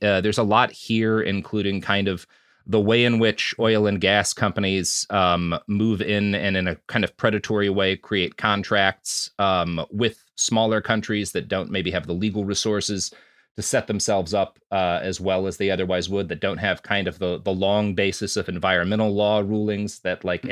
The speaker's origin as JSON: {"language": "English", "region": "Texas", "country": "United States", "tie": "born or raised there", "said": "I, I grew up in in Texas"}